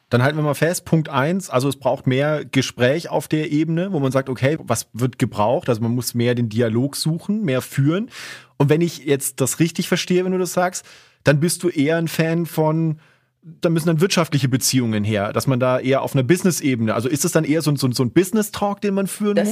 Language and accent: German; Southern Germany, Germany; now in Salzburg, Austria; ich komm ursprünglich aus Süddeutschland.